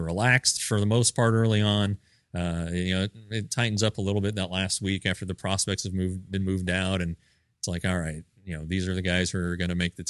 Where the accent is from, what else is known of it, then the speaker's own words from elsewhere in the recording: Colorado, United States; when I was growing up in Colorado, we didn't have the Rockies.